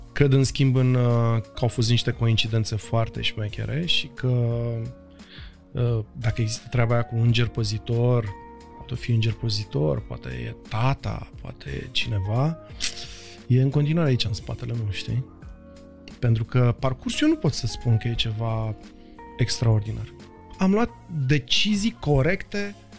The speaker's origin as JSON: {"language": "Romanian", "region": "Bucharest", "country": "Romania", "said": "sunt toți din Berceni. Noi acolo suntem o mare familie"}